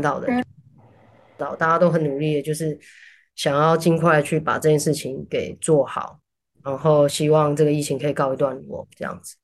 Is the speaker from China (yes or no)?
no; Taiwan; moved away; 哦，对，我是台湾人